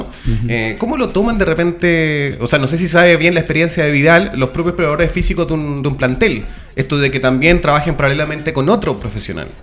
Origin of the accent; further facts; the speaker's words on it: Valparaíso, Chile; soy de Valpo